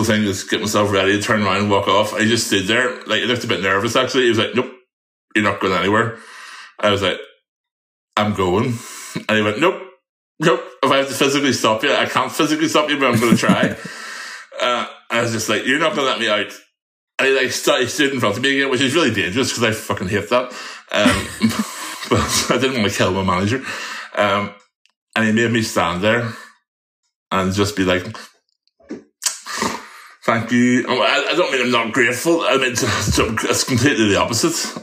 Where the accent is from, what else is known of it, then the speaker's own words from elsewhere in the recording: Northern Ireland, United Kingdom; I'm very Northern Irish